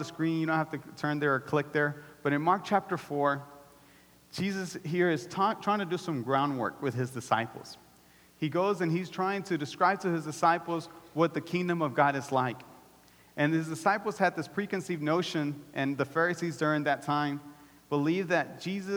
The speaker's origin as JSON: {"language": "English", "country": "El Salvador", "said": "I'm Salvadorian."}